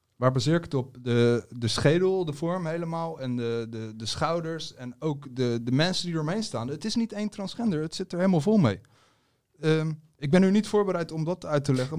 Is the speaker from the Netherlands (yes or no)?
yes; Netherlands; ik ben Nederlander, hier geboren